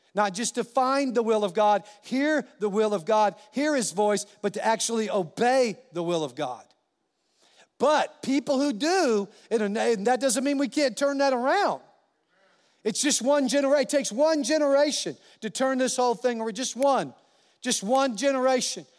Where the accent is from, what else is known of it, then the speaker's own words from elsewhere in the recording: California, United States; now in New Mexico, United States; I'm a Californian. I, by birth, and, uh, a New Mexican by choice, because this is my home state. But I was born in California.